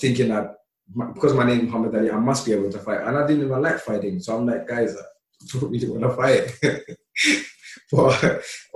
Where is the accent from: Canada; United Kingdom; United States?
United Kingdom; London; English is a second language; also born or lived in Somalia; I came here as a really young boy, and growing up in London